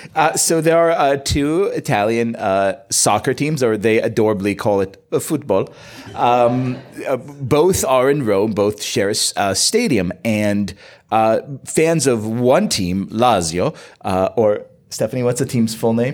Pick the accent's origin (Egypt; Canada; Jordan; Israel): Israel; moved away; I grew up in Israel